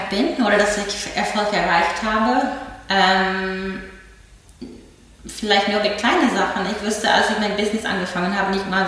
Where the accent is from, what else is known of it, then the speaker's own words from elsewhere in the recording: Berlin, Germany; Ich fühle mich auch stolz auf Berlin. Ich bin Berlinerin